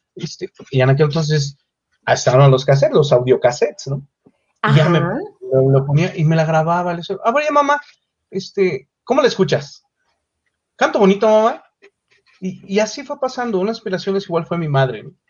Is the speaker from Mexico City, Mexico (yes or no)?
yes; Mexico City, Mexico; Yo nací en la Ciudad de México, exactamente